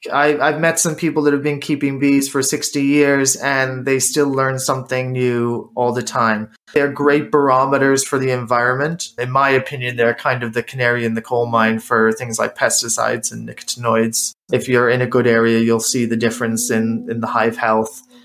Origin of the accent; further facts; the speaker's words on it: United States; moved away as an adult; also born or lived in Ireland; now in Winchester, United Kingdom; I grew up in the States through university